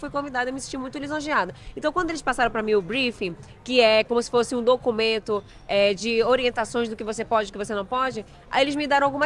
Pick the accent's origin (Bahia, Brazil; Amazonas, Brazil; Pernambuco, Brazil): Amazonas, Brazil; Manaus; Eu sou de Manaus mesmo. A minha família é uma grande mistura, que eu digo assim, né? Eu nasci